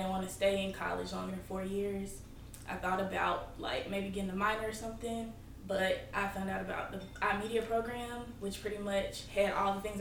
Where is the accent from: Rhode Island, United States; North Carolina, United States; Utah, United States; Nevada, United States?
North Carolina, United States; Burlington; I'm from North Carolina, Burlington